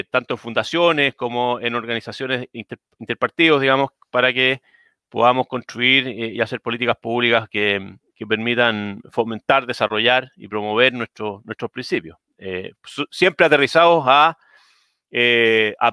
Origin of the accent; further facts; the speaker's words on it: Chile; born there; Yo de partida no, nací en Chile, mis padres son inmigrantes, o sea, mi padre es inmigrante, todos mis abuelos son inmigrantes